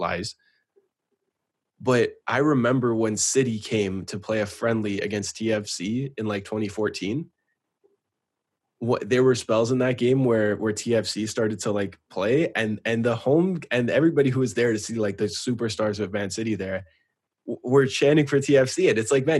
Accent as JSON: {"language": "English", "country": "Canada", "said": "We're Canadian too"}